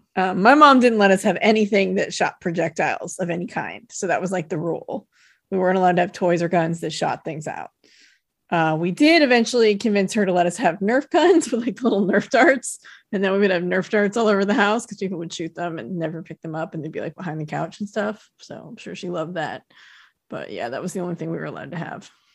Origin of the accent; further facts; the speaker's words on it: United States; Tahoe didn't really have big department stores, they still don't really. We had, like, Kmart that I worked at when I was a teenager